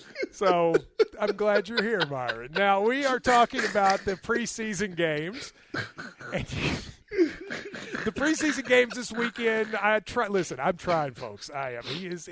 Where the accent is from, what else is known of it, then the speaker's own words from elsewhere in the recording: Kentucky, United States; Kentucky. What a great slogan for my home state.